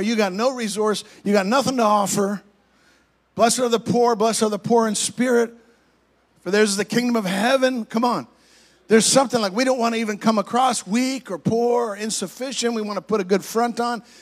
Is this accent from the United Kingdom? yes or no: no; Canada; moved away as an adult; now in United States; I'm originally from Canada, I'm an American citizen as well, but, but I grew up in Canada, so I have a different perspective. Came down here when I was 21 years old